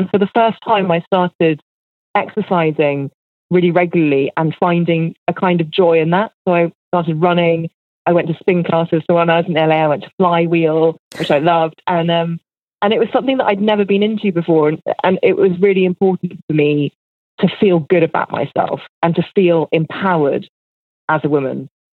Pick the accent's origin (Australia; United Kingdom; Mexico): United Kingdom; And because I'm a British person, I'm obsessed with the sunshine.